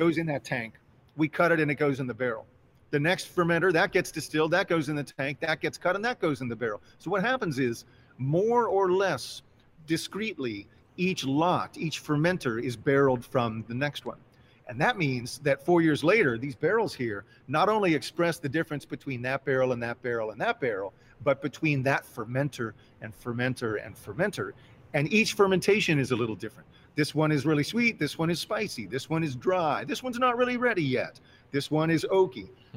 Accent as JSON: {"language": "English", "town": "Cincinnati", "region": "Ohio", "country": "United States", "tie": "born or raised there", "said": "It's my hometown, you know, Cincinnati."}